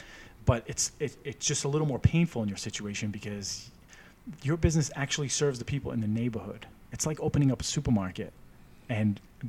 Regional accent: Lynn, Massachusetts, United States; I grew up in Lynn.

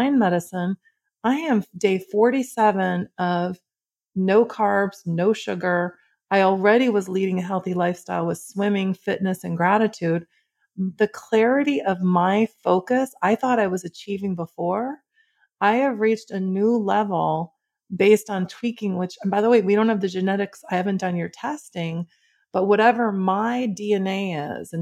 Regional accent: Midwest, United States; I grew up in the Midwest.

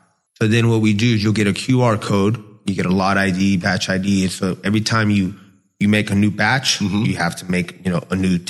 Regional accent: Tampa, Florida, United States; also born or lived in Chile; I was born in Chile, and then I moved to the Tampa Bay area when I was 4 years old.

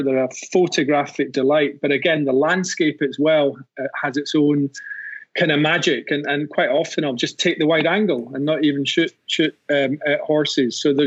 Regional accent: Scotland, United Kingdom; now in Colorado, United States; I'm Scottish

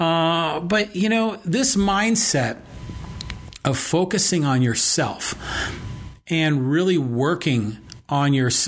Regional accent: Poway, California, United States; my hometown of Poway is definitely more Trump than not

